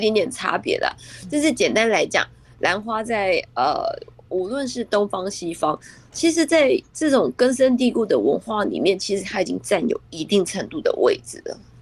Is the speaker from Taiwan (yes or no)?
yes; Taiwan; 咱们台湾